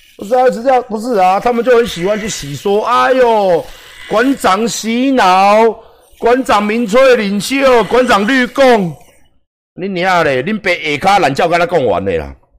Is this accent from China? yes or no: no; Taiwan; 我站在台湾的角度保卫我们台湾，维护我们台湾人